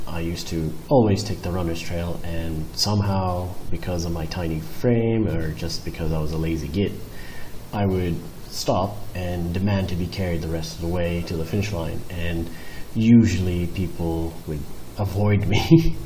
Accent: Hyderabad, Telangana, India; also born or lived in Manila; I grew up in Hyderabad and my father, Digit, was the founder of the Hyderabad hash

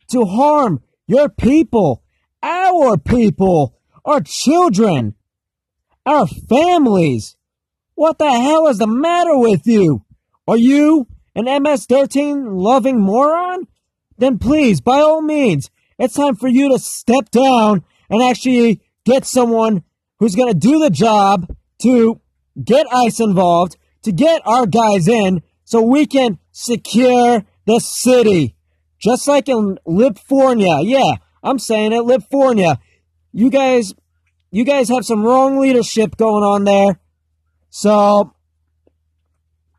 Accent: United States; as an American

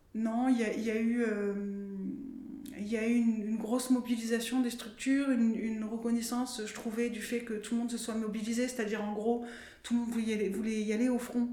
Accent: France; quand on est français et travailleur ou travailleuse sociale

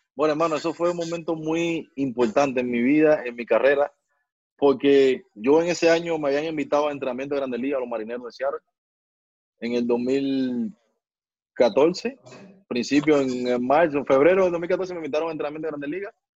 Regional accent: Guantánamo, Cuba; moved away; Yo donde yo vivía allá en Guantánamo, en mi tierra, ahí en mi barrio

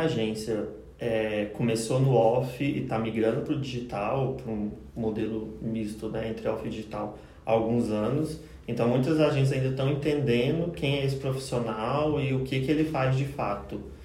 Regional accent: Cristalina, Goiás, Brazil; now in Goiânia, Brazil; não sou de Goiânia também, sou de Cristalina, interior do estado

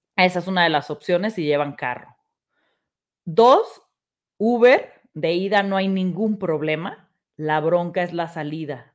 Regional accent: Mexico; llévense su pasaporte los que somos mexicanos

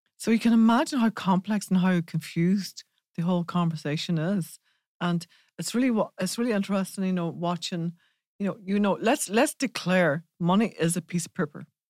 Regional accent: Ireland; we're from Ireland

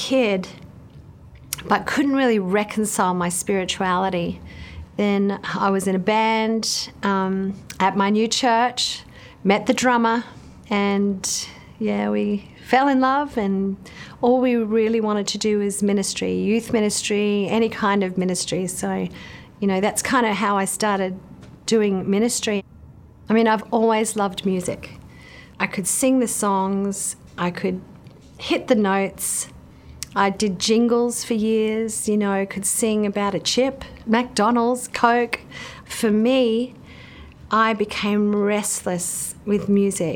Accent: Queensland, Australia; now in Central Coast, Australia; I grew up in Queensland in Australia, the eldest of four kids

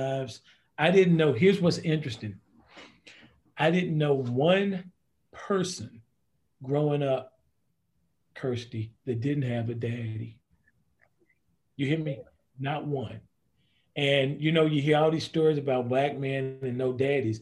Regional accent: Greensboro, North Carolina, United States; also born or lived in Reidsville, North Carolina; I grew up in Reidsville, North Carolina, moved to Greensboro

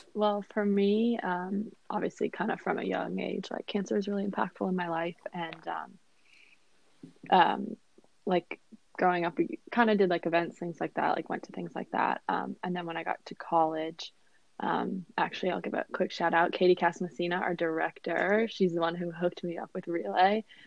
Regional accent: Northern Virginia, United States; I am from Northern Virginia

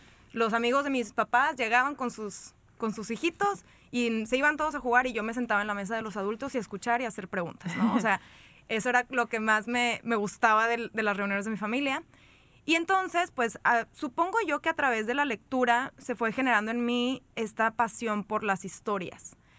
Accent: Monterrey, Nuevo León, Mexico; soy de Monterrey

